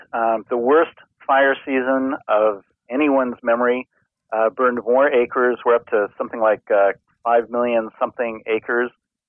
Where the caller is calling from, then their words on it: Fairbanks, Alaska, United States; I am in Fairbanks, Alaska, where I live.